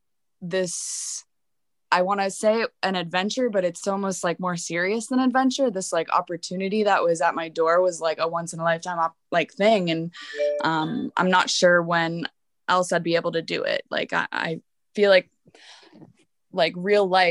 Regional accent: East Coast, United States; we are both from the East Coast.

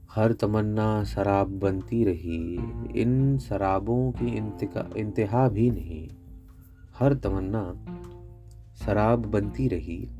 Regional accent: Haryana, India; मैं हरियाणा का निवासी हूँ

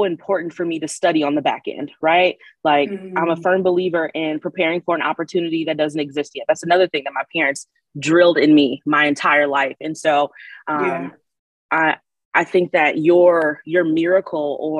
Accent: Lansing, Michigan, United States; I'm in Lansing, Michigan is where that's my hometown

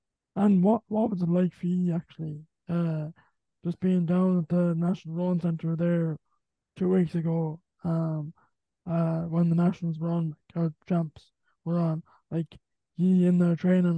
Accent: Galway, Connacht, Ireland; I'm from Galway

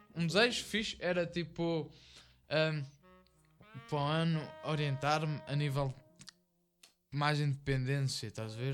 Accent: Fátima, Centro, Portugal; nós somos cá de Fátima

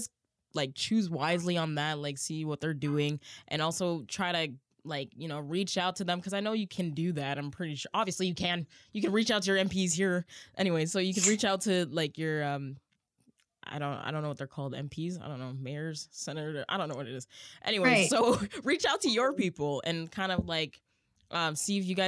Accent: Canada; I am super Canadian.

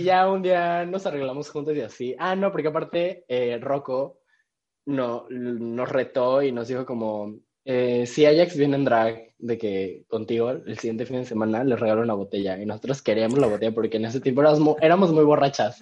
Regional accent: Cancún, Quintana Roo, Mexico; also born or lived in Mexico City / Querétaro; Pero nací y crecí en, Cancún, así que soy cancunense.

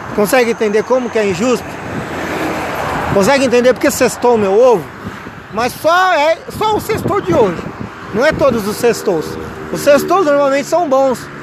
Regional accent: Vinhedo, São Paulo, Brazil; eu sou de Vinhedo

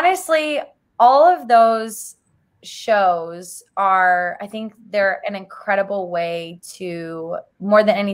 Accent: Arkansas, United States; I grew up in Arkansas

